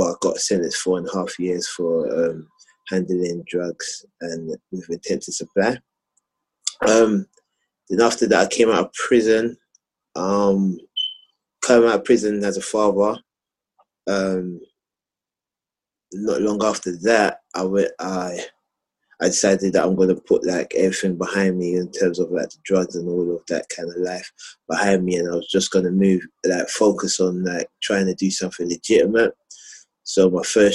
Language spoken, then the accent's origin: English; London, United Kingdom; I grew up in Southeast London, Camberwell